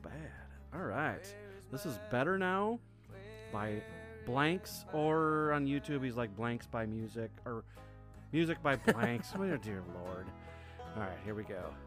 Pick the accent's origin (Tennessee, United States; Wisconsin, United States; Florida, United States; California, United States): Wisconsin, United States; I grew up in Wisconsin